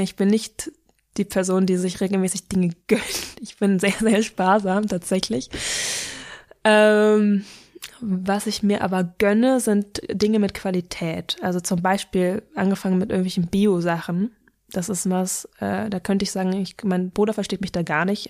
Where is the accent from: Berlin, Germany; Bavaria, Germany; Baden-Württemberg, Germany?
Berlin, Germany; ich bin in Berlin groß geworden und habe hier die letzten 21 Jahre gewohnt, deswegen würde ich es als meine Heimat bezeichnen